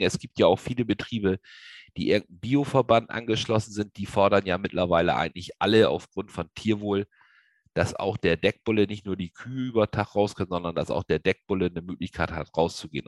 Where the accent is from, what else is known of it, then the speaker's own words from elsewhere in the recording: Lower Saxony, Germany; Ich komme aus dem Raum Niedersachsen